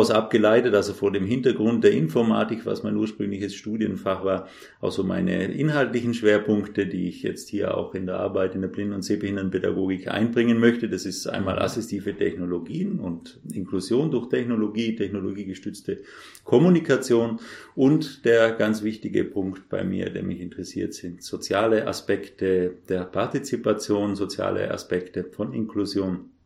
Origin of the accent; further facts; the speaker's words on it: Trentino-Alto Adige, Italy; ich komme ursprünglich aus Südtirol, was man möglicherweise am Akzent hört, den ich ja mitgenommen habe von dort und habe dort auch die Schule besucht.